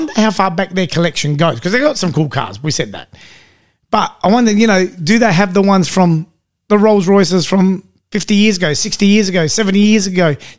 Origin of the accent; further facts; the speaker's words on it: England, United Kingdom; And I said, Michael, we're English.